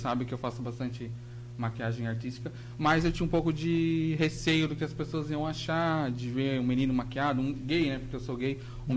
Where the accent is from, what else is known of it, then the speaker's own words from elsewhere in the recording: Joinville, Santa Catarina, Brazil; Eu sou de Joinville